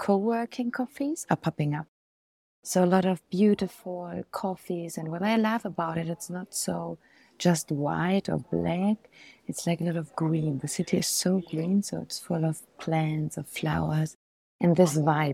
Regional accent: Germany; now in Medellin, Colombia; I'm from Germany

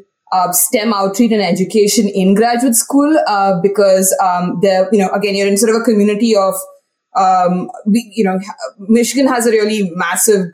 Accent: India; moved away as an adult; now in United States; Yes, so I'm originally from India, and I grew up in India, went through school in India, did my college in India as well, and then I finally came to the US for my PhD.

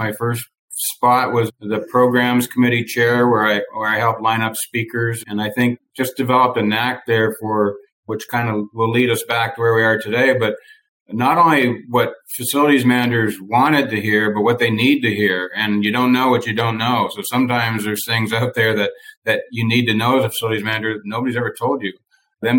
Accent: Eastern Canada, Canada; moved away as an adult; also born or lived in New Brunswick, Canada / Northern Maine, United States; now in Arizona, United States; I was born and raised in Eastern Canada, so I have a hint of an accent sneaks through now and then

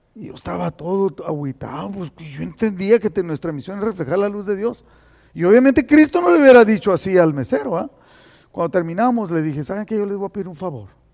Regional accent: Mexicali, Baja California, Mexico; now in Imperial Valley, United States; yo soy cachorra de Mexicali

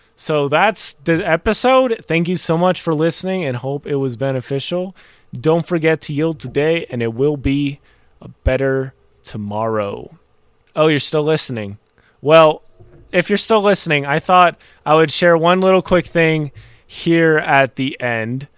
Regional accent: North Carolina, United States; also born or lived in Maryland; I was born in Maryland. I li-, I moved to North Carolina when I was about ten years old

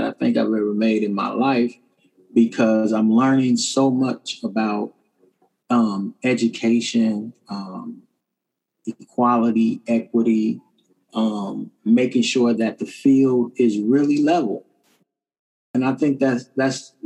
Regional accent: Kansas City, Kansas, United States; I'm a graduate of Wyandotte High School. It's the best high school this side of heaven in Kansas City, Kansas

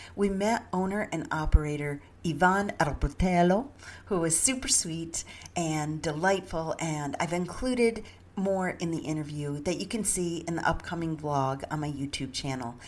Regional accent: the Adirondacks, Northern New York, United States; I grew up in Northern New York in the Adirondacks

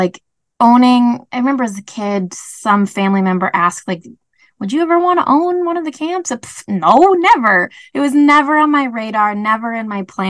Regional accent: Grand Rapids, Minnesota, United States; moved away as an adult; also born or lived in Florida / Alabama; now in Gunflint Trail, United States; I grew up in Grand Rapids, Minnesota originally

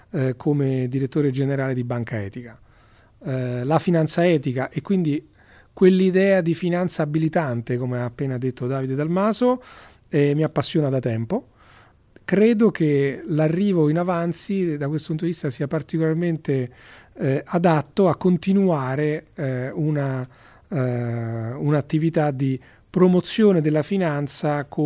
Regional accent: Rome, Lazio, Italy; io sono romano, forse si sente dall'accento, sono del 69 appunto

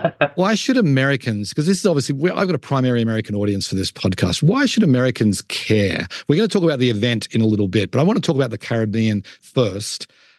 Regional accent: Australia; moved away; I'm Australian and we have the game of cricket that the West Indies, when I was growing up, and I was growing up in the 80s in Australia

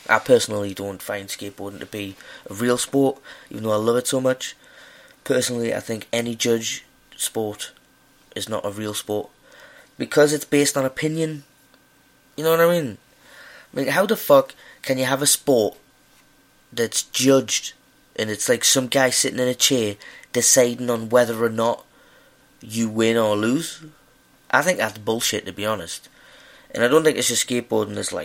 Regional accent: Newcastle upon Tyne, North East England, United Kingdom; now in Glasgow, United Kingdom; I'm from Newcastle, but I live in Glasgow.

